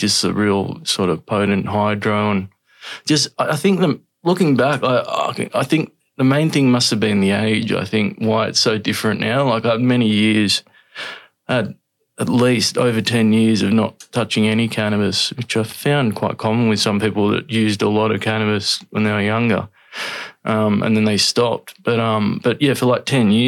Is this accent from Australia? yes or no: yes; Sydney, New South Wales, Australia; I grew up Northern Beaches in Sydney.